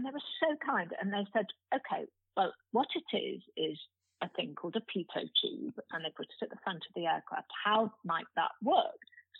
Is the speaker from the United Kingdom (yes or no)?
yes; North Wales, United Kingdom; moved away as an adult; because I grew up in North Wales